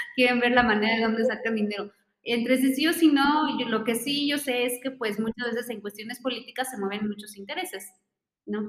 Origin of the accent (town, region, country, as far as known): Mexico